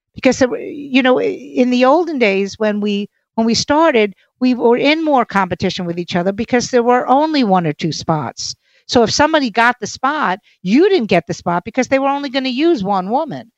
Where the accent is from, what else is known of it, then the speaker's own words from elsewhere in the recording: New York City, New York, United States; I'm from Brooklyn, so the F word is an adjective